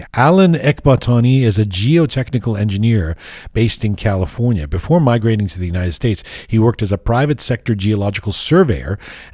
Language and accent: English; Canada; also born or lived in England; when I was growing up, I mean, a teenager in Canada, you know, growing up in England and Canada